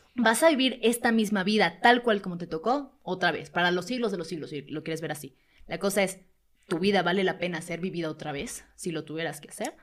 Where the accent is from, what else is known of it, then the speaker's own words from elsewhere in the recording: Venezuela; now in Mexico; Yo que no soy de México, soy venezolano